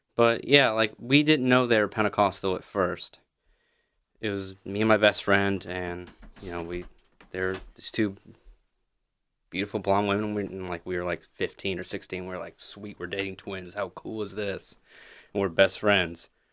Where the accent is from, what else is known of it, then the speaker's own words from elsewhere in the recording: Pigeon Forge, Tennessee, United States; moved away as an adult; also born or lived in Texarkana; I'm from Pigeon Forge, Gatlinburg